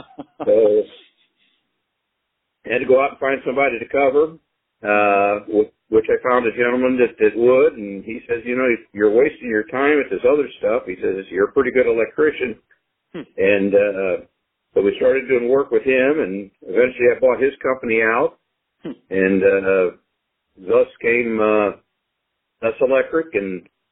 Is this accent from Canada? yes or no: no; St. Louis, Missouri, United States; also born or lived in Belleville, Illinois / Jefferson Barracks, Missouri; I was down there until about the age of two, and then we moved up just the southwest runway of the current airport in St. Louis. Really? I lived there until I went into service in 1964.